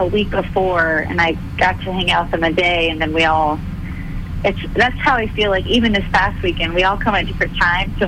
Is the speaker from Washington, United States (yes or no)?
no; Clearwater, Florida, United States; moved away as an adult; now in Nashville, United States; my hometown theater. It's called the Capitol Theater in Clearwater.